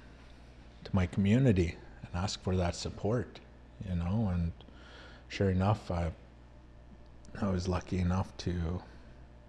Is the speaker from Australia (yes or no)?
no; Canada; now in United States